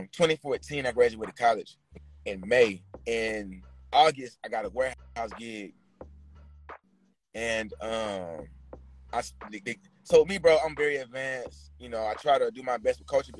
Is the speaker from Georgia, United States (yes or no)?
yes; Atlanta, Georgia, United States; also born or lived in San Francisco Bay Area; I'm from Atlanta